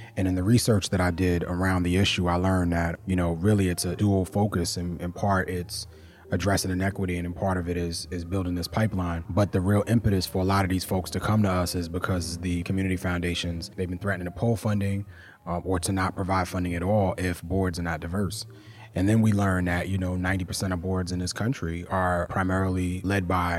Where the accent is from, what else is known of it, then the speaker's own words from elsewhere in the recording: New York, United States; The truth is that I grew up in New York in the 80s and the 90s, and my lens around racism and racial trauma was framed from those experiences.